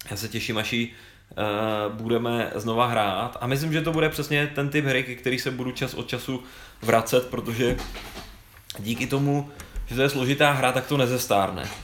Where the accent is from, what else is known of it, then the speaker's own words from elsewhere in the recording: Prague, Czechia; Já jsem si se rodilý Pražák, ale já jsem za každou cenu chtěl spojit to Brno s tou Vídní.